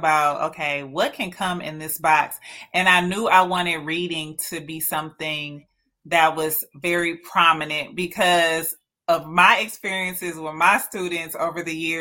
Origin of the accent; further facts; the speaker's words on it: Detroit, Michigan, United States; I was born and raised and live in Detroit.